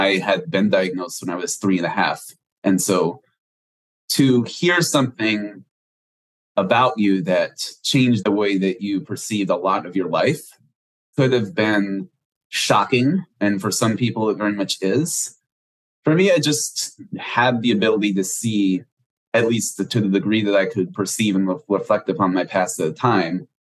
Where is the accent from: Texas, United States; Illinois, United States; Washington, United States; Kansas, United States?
Texas, United States; Houston; I grew up in Houston, Texas, still live here today